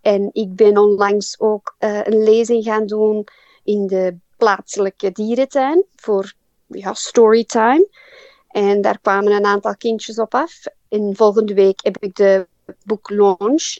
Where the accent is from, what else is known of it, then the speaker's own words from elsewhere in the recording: Belgium; moved away as an adult; now in Port Macquarie, Australia; ik en mijn man, wij zijn allebei uit België en wij zijn naar hier gekomen